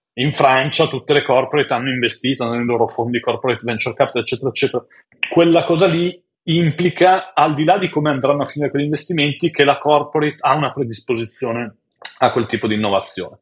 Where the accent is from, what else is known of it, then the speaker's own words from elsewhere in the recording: Biella, Piedmont, Italy; also born or lived in Turin; sono nato a Biella, all'inizio il mio futuro era finire in un'azienda del tessile, cioè la massima aspirazione per mia mamma era speriamo che tu finisca in una bella azienda del tessile. Poi sono andato all'Università a Torino